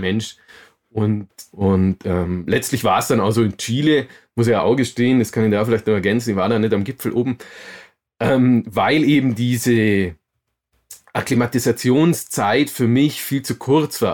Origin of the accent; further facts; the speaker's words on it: Augsburg, Bavaria, Germany; in Augsburg. Und ähm, bin da auch tatsächlich aufgewachsen